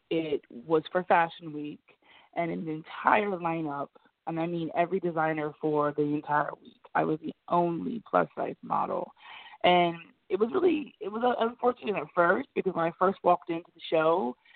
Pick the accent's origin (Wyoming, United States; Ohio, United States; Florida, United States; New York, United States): Ohio, United States; because I'm from Ohio, so you know LeBron's from Ohio.